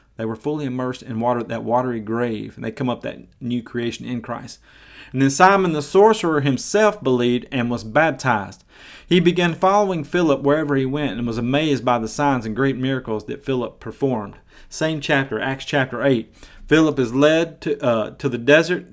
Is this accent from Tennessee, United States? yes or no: yes; Maryville, Tennessee, United States; I've been to some of the biggest churches in my hometown of Maryville, Tennessee